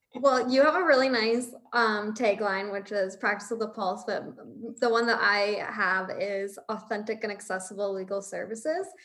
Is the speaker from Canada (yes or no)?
yes; St. Catharines, Ontario, Canada; also born or lived in Windsor; I'm from Niagara, like I'm from St. Catharines.